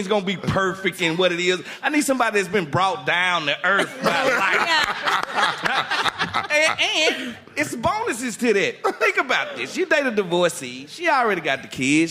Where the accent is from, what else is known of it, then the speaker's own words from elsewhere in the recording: Mississippi, United States; I'm from Mississippi